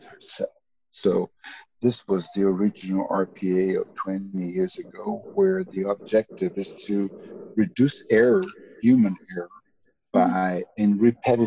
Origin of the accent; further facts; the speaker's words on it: Brazil; moved away as an adult; also born or lived in Tulsa, United States; now in United States; I am native from Brazil